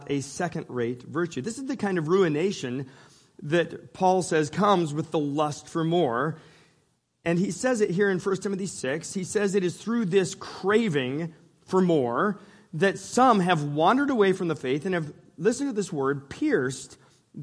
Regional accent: Northern California, United States; I grew up in Northern California

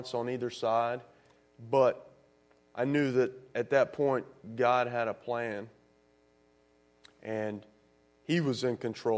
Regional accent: the South, United States; growing up in the South

